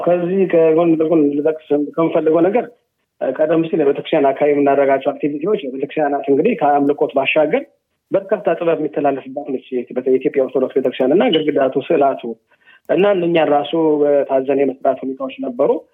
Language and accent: Amharic; Addis Ababa, Ethiopia; moved away as an adult; now in Doha, Qatar; ተወልጄ ያደጉት አዲስ አበባ ነው